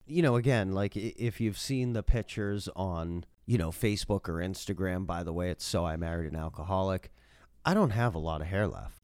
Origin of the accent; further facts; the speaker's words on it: Massachusetts, United States; moved away; I'm from Massachusetts.